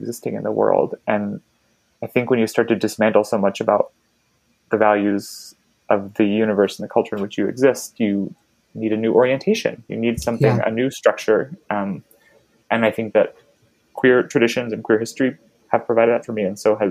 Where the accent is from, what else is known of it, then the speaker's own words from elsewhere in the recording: Baltimore, Maryland, United States; moved away; the synagogue where I grew up in Baltimore